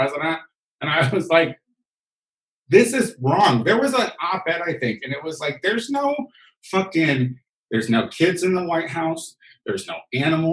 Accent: Central Illinois, United States; moved away; I'm from Illinois, Central Illinois

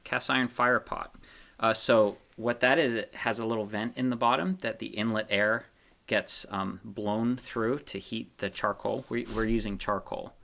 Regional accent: Pennsylvania, United States; moved away; I'm from Pennsylvania

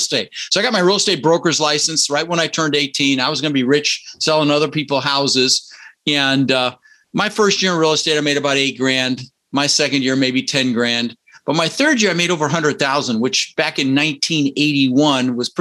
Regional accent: Denver, Colorado, United States; also born or lived in Netherlands; we ended up in Denver, Colorado, where I lived for 30 years

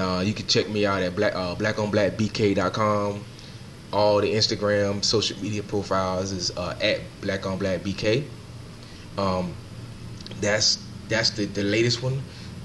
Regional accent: Augusta, Georgia, United States; now in Brooklyn, United States; I'm from Augusta, Georgia. I live in Brooklyn now

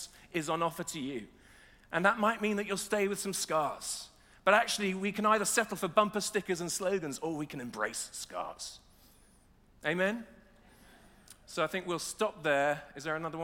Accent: Nottingham, East Midlands, United Kingdom; we're from Nottingham

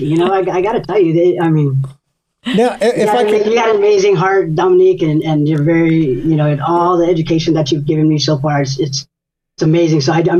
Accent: Los Angeles, California, United States; moved away; are you from LA? And I was like, oh yeah.

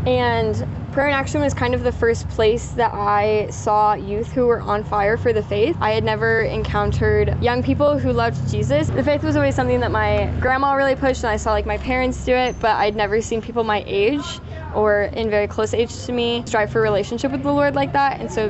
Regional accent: Smith Center, Kansas, United States; I'm originally from Smith Center, Kansas

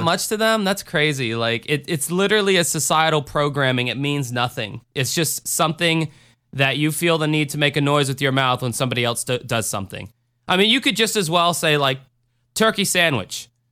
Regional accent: Florida, United States; I'm from Florida

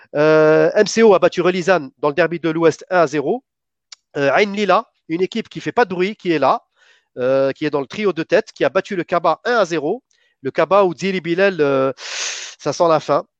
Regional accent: Algeria; en tant qu'Algérien

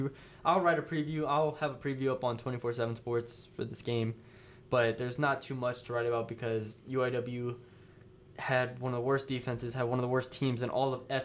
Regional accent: San Antonio, Texas, United States; my hometown of San Antonio.

